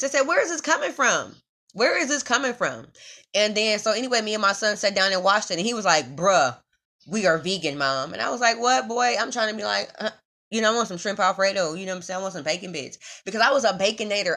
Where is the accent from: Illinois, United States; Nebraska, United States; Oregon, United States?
Nebraska, United States; Omaha; I'm from Omaha, Nebraska, born and raised in the Midwest